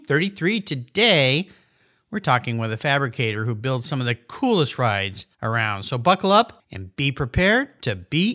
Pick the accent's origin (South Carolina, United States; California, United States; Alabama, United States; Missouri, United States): California, United States; Southern; I grew up in Southern California surfer